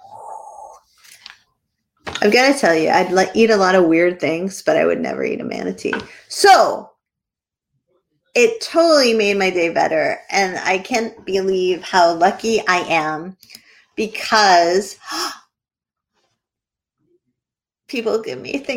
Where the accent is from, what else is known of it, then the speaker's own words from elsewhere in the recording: New England, United States; I'm from New England. We're a very repressed people